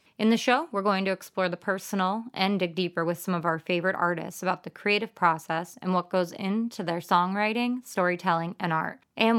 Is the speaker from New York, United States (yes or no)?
no; Tucson, Arizona, United States; now in Portland, United States; where I grew up was similar. Tucson is a college town and then the outskirts are farms.